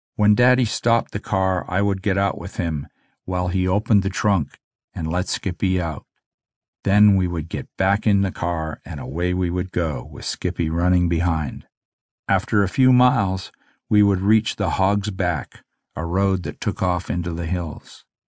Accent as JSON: {"language": "English", "town": "Omemee", "region": "Ontario", "country": "Canada", "tie": "born or raised there", "also_born_or_lived": "Jackson's Point, Ontario", "said": "the family moved to Omimi"}